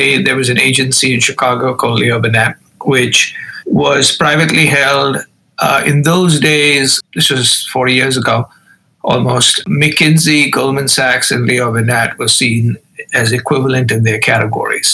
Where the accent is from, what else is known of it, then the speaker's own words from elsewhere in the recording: Mumbai, Maharashtra, India; moved away as an adult; I grew up in India, in the city of Bombay, now known as Mumbai.